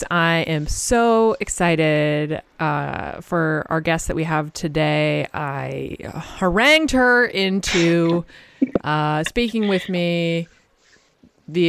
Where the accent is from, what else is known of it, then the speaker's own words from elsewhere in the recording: Massachusetts, United States; I am from Massachusetts